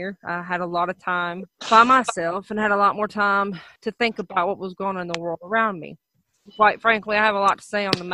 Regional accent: Athens, Alabama, United States; moved away as an adult; also born or lived in Huntsville, Alabama / East Tennessee; now in Ohio, United States; I grew up in a town called Athens, Alabama. I was born in Huntsville, and I was raised between the counties of Madison and Limestone

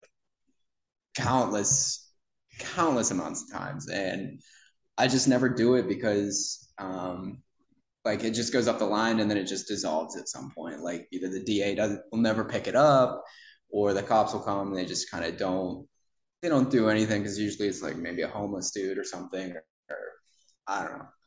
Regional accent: Punxsutawney, Pennsylvania, United States; moved away; I'm originally from Punxsutawney, Pennsylvania, groundhog capital or weather capital of the world

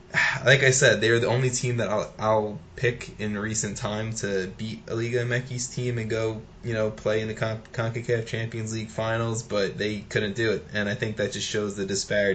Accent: United States; I'm American

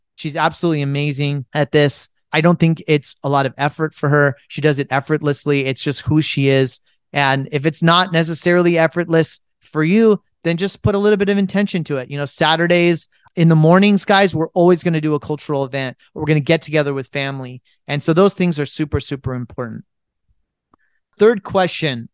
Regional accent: United States; as an Indian who was born and raised in America

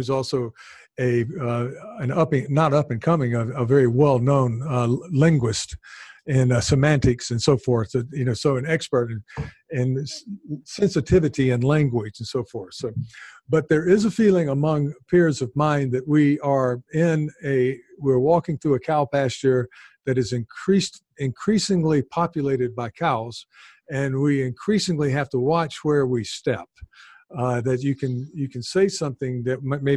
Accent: American South, United States; accent: American Southern; now in Japan; I'm from the American South

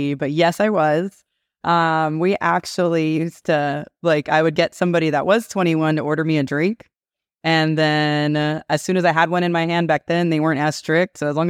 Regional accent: California, United States; No, it was a blast. So I grew up in Southern California. So I went to college in Las Vegas.

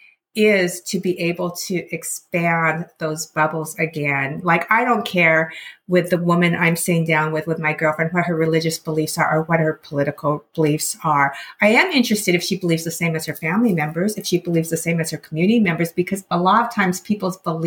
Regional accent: Seattle, Washington, United States; I grew up in the Seattle area

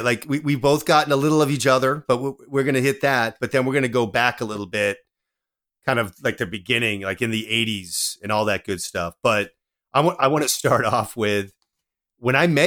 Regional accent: Boston, Massachusetts, United States; moved away as an adult; now in West Coast, United States; I'm from Boston, huge sports city.

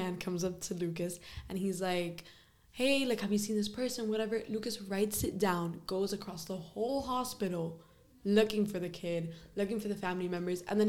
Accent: Venezuela; now in Miami, United States; I'm from Venezuela

